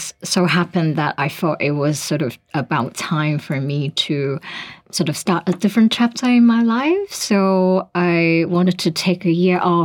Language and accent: English; Hong Kong; moved away as an adult; now in Singapore; originally from Hong Kong